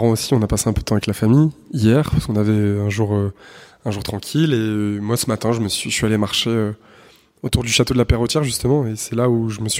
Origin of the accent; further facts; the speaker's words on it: Saint-Étienne, Auvergne-Rhône-Alpes, France; moved away as an adult; also born or lived in Chambéry; now in Paris, France; Nous, on est, on est des gamins du Pilat. On est, on est nés en bas des collines.